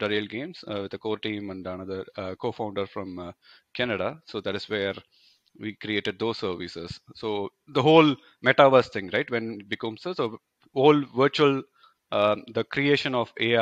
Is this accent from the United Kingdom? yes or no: no; India; moved away as an adult; now in Germany; I come from India.